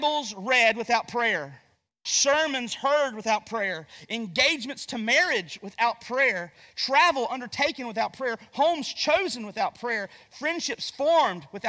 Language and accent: English; Gastonia, North Carolina, United States; I'm from Gastonia, North Carolina